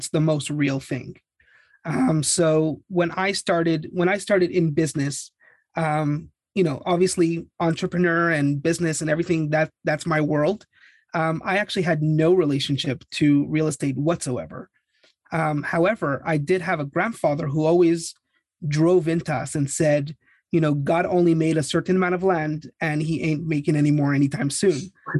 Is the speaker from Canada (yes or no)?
yes; Canada; now in Los Angeles, United States; And I was immigrating from Canada.